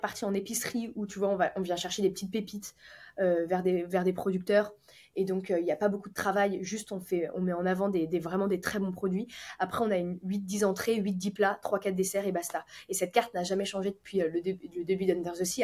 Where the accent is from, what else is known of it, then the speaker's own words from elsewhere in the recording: Lyon, Auvergne-Rhône-Alpes, France; now in Nice, France; on est lyonnais.